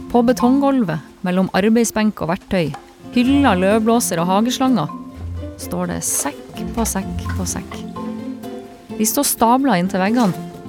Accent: Bodø, Nordland, Norway; Jeg kommer fra Bodø.

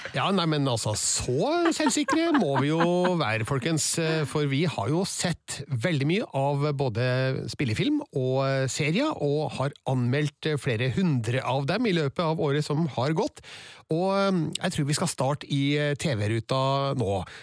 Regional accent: Trøndelag, Norway; jeg og du, vi er trøndere

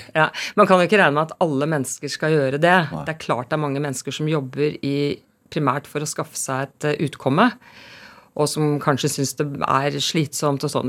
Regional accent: Oslo, Norway; also born or lived in Harstad; Jeg er født i Harstad, ja. men jeg kom eh, til eh, Oslo eh, som tre-fireåring, og jeg snakket jo da nordlending, men den dialekten ble mobbet av meg i rekordfart

